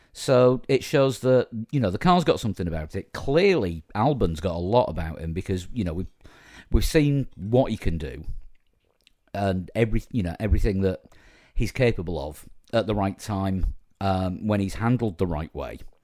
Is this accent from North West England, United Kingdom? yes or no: no; Yorkshire and the Humber, United Kingdom; as a Yorkshireman